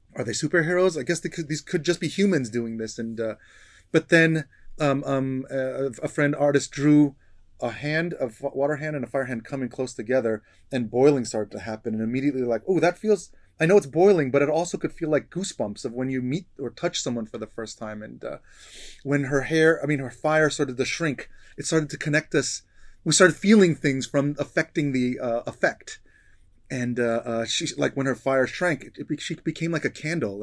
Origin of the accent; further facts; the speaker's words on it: New York, United States; I grew up in New York